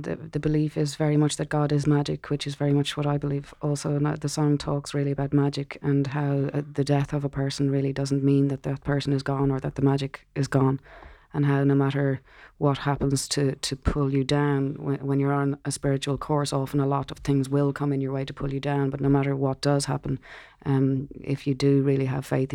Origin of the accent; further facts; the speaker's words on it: Ireland; growing up in Ireland